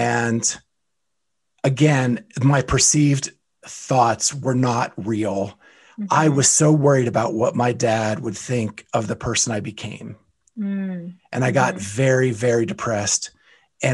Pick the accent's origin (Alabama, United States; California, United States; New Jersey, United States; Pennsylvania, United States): Pennsylvania, United States; Western; I grew up in Western Pennsylvania